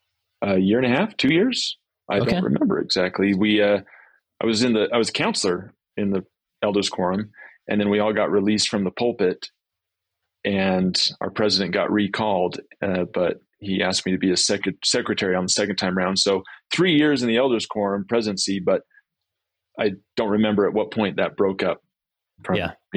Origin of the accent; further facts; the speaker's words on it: Grantsville, Utah, United States; I grew up in... I was telling you before, I grew up in Grantsville, but then we moved to Alpine.